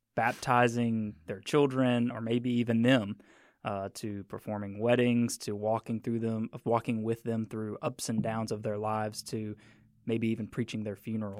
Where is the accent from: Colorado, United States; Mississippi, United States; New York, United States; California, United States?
Mississippi, United States; I'm from Mississippi